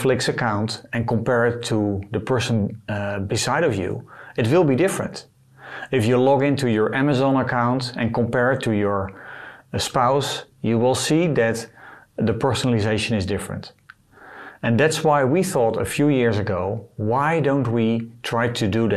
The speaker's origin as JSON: {"language": "English", "country": "Netherlands", "said": "I am from the Netherlands"}